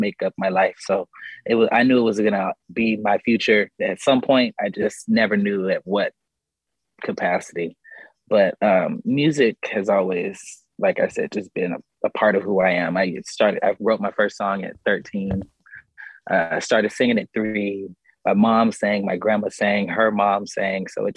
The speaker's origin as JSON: {"language": "English", "region": "California", "country": "United States", "said": "I'm from Cali"}